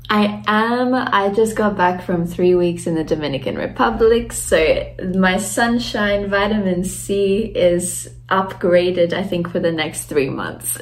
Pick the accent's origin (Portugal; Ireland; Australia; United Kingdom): Australia; moved away as an adult; also born or lived in Latvia; now in Germany; I was raised in Australia, and then I I grew up there, did my schooling, and then later moved to Germany to do my university studies